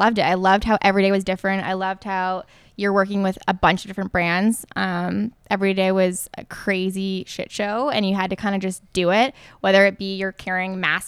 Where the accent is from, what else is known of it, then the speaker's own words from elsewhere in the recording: Toronto, Ontario, Canada; also born or lived in New York City; I'm from Toronto